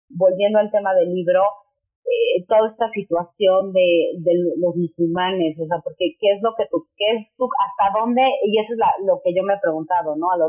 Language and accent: Spanish; Mexico City, Mexico; yo soy de la Ciudad de México, México, y tengo una familia muy tradicionalista